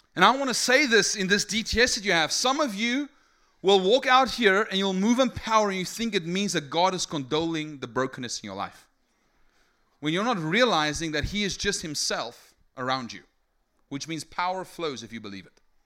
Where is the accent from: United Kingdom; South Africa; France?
South Africa; English is a second language; I'm from South Africa. I'm E S L